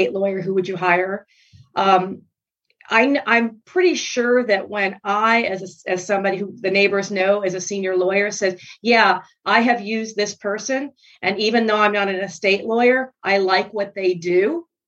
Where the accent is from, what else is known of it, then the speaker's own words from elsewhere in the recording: Miami, Florida, United States; I'm from Miami back in the bad old days